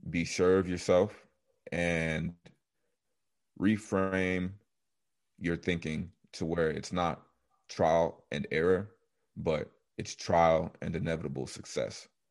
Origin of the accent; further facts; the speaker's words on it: Coppell, Texas, United States; also born or lived in Nigeria; I was born in Dallas, Texas, specifically Coppell. I was raised with four of my siblings